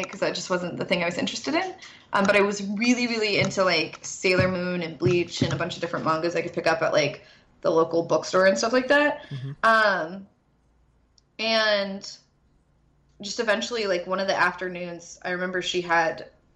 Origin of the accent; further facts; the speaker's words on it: Indiana, United States; I live in Indiana